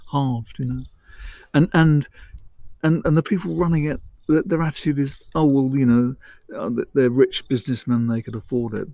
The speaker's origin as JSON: {"language": "English", "area": "Isle of Sheppey", "region": "South East England", "country": "United Kingdom", "tie": "born or raised there", "said": "I was born on the Isle of Sheppey"}